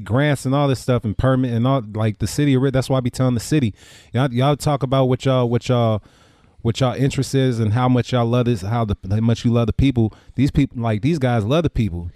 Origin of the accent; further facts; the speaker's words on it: Richmond, United States; when I grew up in Richmond, it was predominantly black.